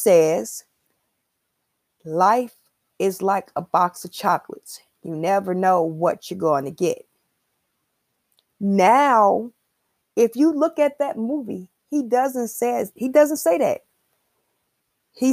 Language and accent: English; Chicago, Illinois, United States; I'm from Chicago. And I'm an 80s baby